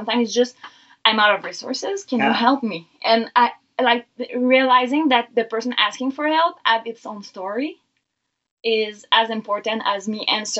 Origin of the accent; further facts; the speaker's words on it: Canada; English is a second language; I'm born Canadian